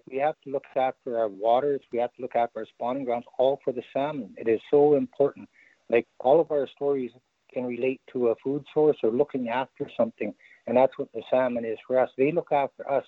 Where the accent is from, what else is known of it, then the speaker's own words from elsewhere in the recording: Wet'suwet'en territory, born in Prince Rupert, British Columbia, Canada; also born or lived in North Pacific Cannery, British Columbia; in the winters, we were raised in Tulpa on the territory here